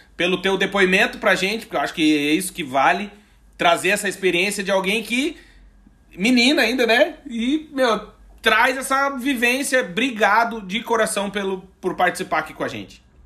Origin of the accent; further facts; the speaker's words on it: Brazil; Nós, como bons brasileiros